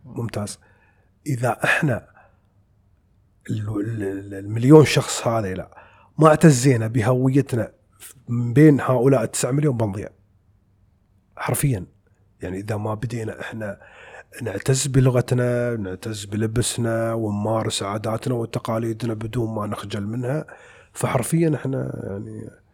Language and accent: Arabic; United Arab Emirates; 200 جنسيه عندنا في الامارات مع جنسيتنا احنا